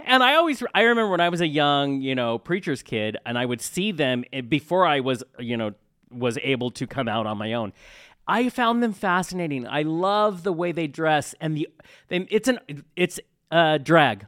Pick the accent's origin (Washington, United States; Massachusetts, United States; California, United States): Washington, United States; Tacoma; now in Spokane, United States; I was born in Tacoma, but I'm in Spokane.